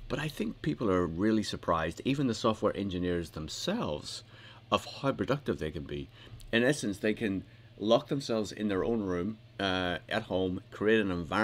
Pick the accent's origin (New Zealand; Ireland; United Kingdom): United Kingdom; I'm British